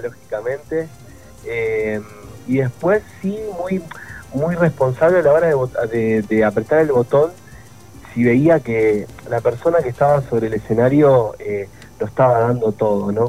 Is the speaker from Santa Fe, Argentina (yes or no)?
yes; Rosario, Santa Fe, Argentina; Rosario, que es mi ciudad, que, nada, donde, a donde voy digo con mucho orgullo que, soy rosarino